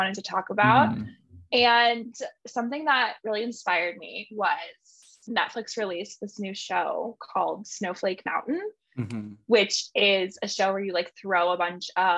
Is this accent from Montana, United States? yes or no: yes; Montana, United States; I grew up in Montana.